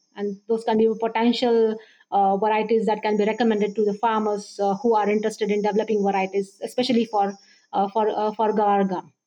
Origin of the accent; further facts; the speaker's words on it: Baramati, Maharashtra, India; moved away as an adult; also born or lived in Pune / Rahuri; now in Hyderabad, India; I'm basically uh, from a small town, Baramati. Uh, it's in Pune district of Maharashtra state of India